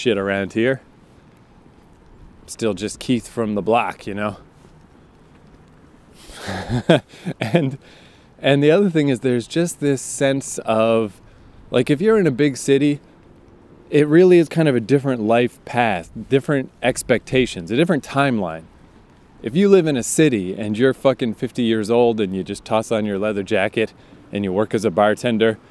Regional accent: Fredericton, New Brunswick, Canada; moved away; I am back in my hometown of Fredericton, New Brunswick, Canada, for Christmas

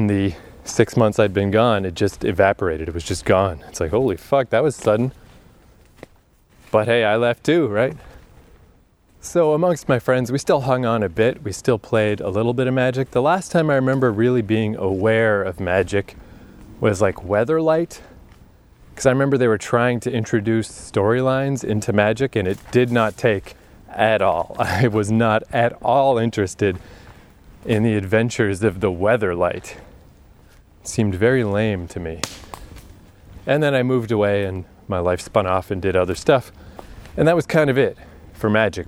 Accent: Eastern Canada, Canada; I was living in Eastern Canada.

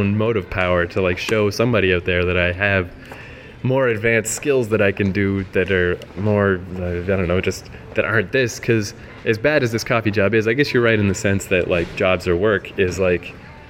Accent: New Brunswick, Canada; moved away; also born or lived in Ontario / Vancouver

